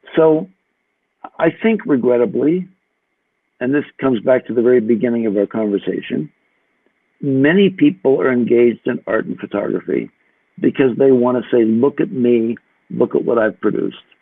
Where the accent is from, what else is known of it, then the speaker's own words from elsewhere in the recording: United States; I'm an American